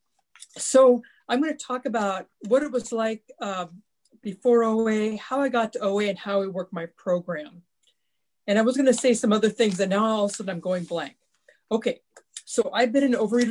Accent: Ritzville, Washington, United States; I grew up in Eastern Washington State in a small farming community that had about 1,800 people.

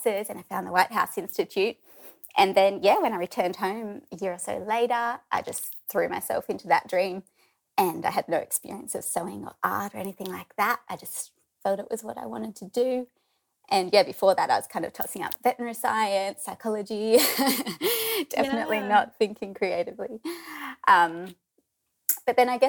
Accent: Forster, New South Wales, Australia; moved away as an adult; also born or lived in Sydney; now in Sawtell, Australia; I'm originally from Foster, a few hours south. So I grew up there

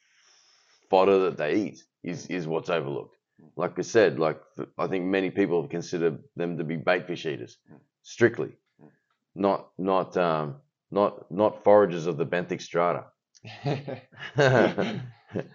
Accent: Australia; as an Australian

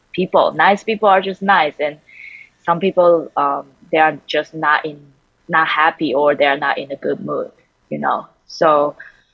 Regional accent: Taiwan; English is a second language; now in United States; I grew up and raised in Taiwan, so I grew up only around Taiwanese people

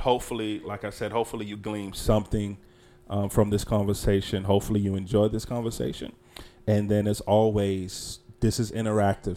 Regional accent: Charlotte, North Carolina, United States; born or raised there

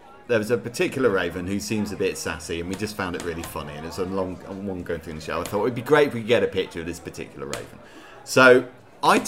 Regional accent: Reading, South East England, United Kingdom; I'm from Reading, really, so, you know, it's about 25 minutes away from Reading

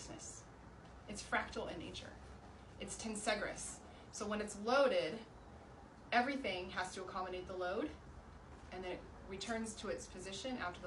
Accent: Seattle, Washington, United States; also born or lived in California; most of my life, Seattle area

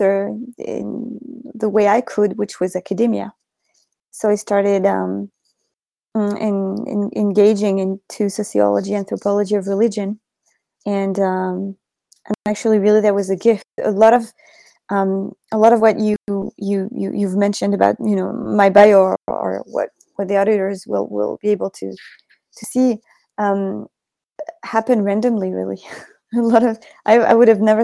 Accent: Paris, Île-de-France, France; I was born in Paris, and I grew up in a family very, very, very much not religious

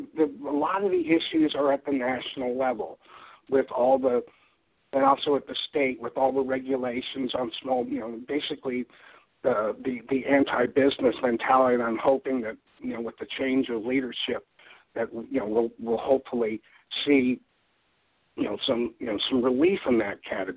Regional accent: Deep South, United States; And I'm from the Deep South. I'm not a true Southerner, but, I know my fried chicken.

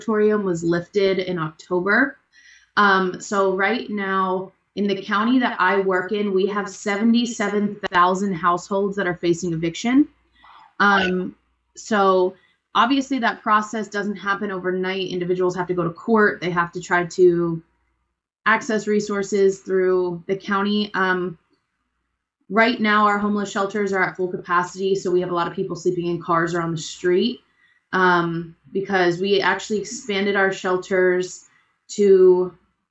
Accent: Ocean City, New Jersey, United States; moved away as an adult; also born or lived in Pennsylvania / Maryland; now in Arlington, United States; I am originally from South Jersey around Ocean City area. It's about 10 miles south of Atlantic City. So I grew up there.

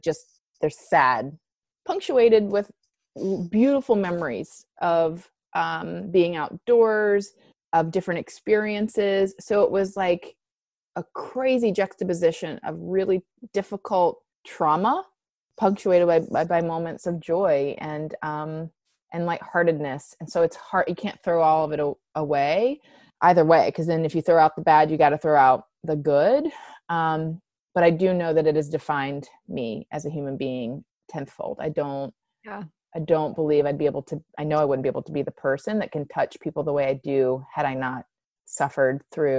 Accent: West Virginia, United States; Hated that I was from West Virginia, like one of the most impoverished, pathetic states in the U.S.

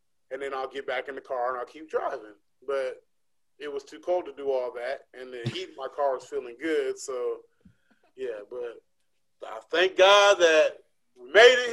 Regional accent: West Coast, United States; I'm from the West Coast

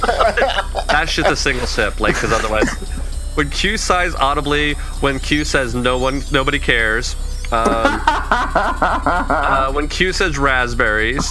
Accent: Lagoon, Utah, United States; moved away; also born or lived in Southern California; it's also ironically my hometown.

